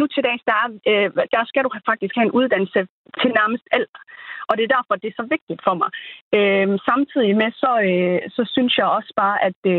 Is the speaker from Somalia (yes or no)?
yes; Somalia; now in Denmark; nu kommer vi jo fra Somalia